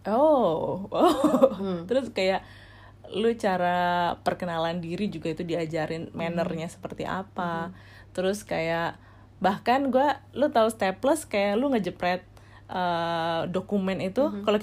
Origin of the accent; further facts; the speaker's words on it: Indonesia; Dan dulu gue sih sempat ngerasa apa gara-gara gue dari Indonesia